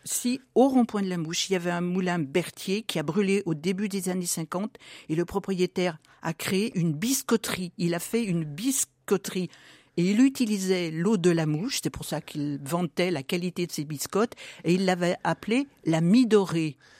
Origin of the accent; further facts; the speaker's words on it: Pierre-Bénite, Auvergne-Rhône-Alpes, France; also born or lived in Irigny; je suis Pierre Bénitaine de naissance